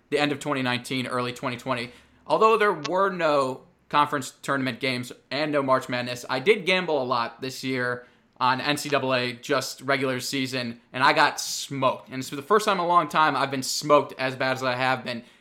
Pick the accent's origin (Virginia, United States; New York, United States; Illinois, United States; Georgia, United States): Illinois, United States; Chicago; Very biased fan group since we're all from Chicago